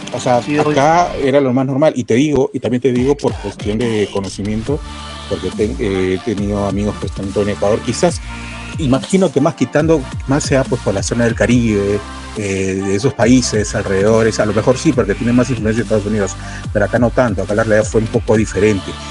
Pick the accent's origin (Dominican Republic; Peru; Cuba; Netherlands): Peru